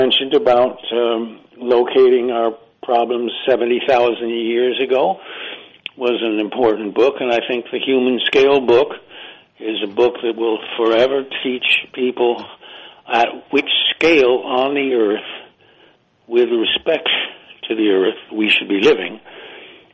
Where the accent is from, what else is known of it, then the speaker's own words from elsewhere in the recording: Ithaca, New York, United States; also born or lived in England; now in South Carolina, United States; Ithaca, New York, where I was born